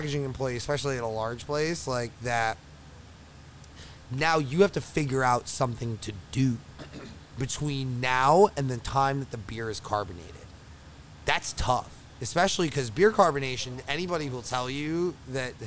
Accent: Long Island, New York, United States; moved away as an adult; I'm from Long Island.

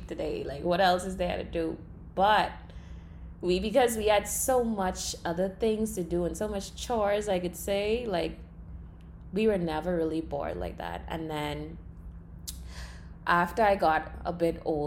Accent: Long Island, Bahamas; I grew up on Long Island. That's an island in the Bahamas, in the central part of the Bahamas

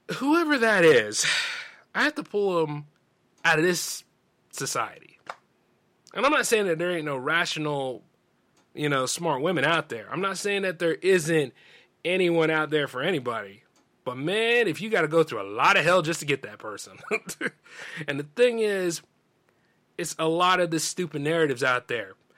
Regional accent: the South, United States; accent: Southern drawl; I'm from the South. Not deep South, but I'm from the South.

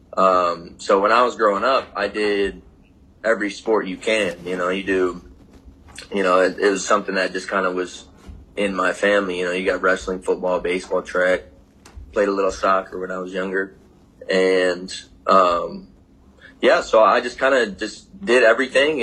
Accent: Michigan, United States; moved away; born and raised in Michigan

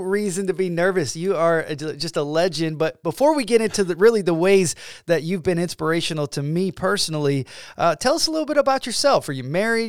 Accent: Georgia, United States; now in Illinois, United States; So now I'm from Georgia

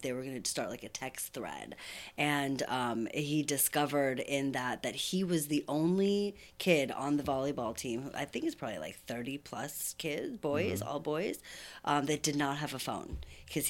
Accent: Santa Clarita, California, United States; now in Ventura, United States; I grew up in Santa Clarita

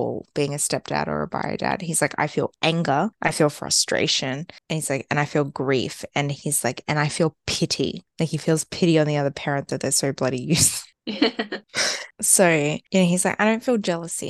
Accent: Australia; I'm like, Australia

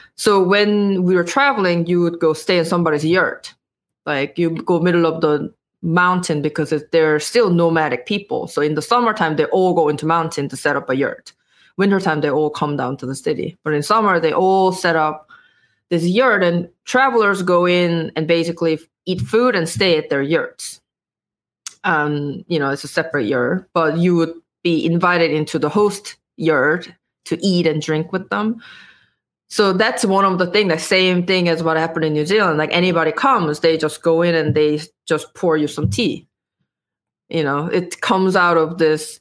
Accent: South Korea; English is a second language; moved away as an adult; I was born and raised in Korea

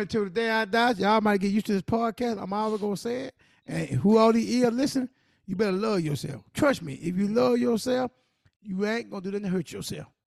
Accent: South Carolina, United States; I'm from South Carolina

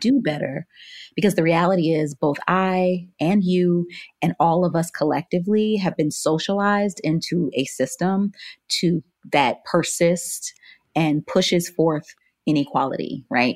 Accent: Miami, Florida, United States; was born and raised in Florida

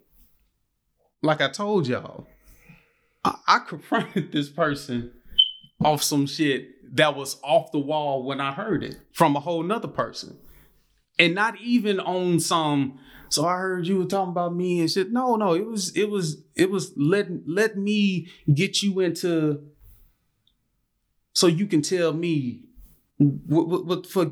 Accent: Gulfport, Mississippi, United States; I'm from Gulfport

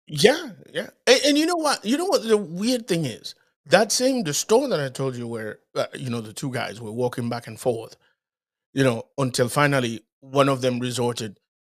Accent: Dominican Republic; moved away; also born or lived in Haiti; I was born in Haiti, grew up in the Dominican Republic.

